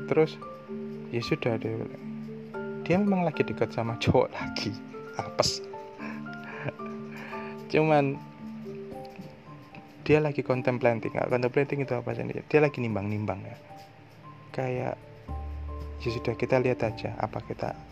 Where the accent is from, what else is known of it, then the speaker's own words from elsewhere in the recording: Surabaya, East Java, Indonesia; Sa saya orang Surabaya jadi guyonannya memang agak-agak hardcore gini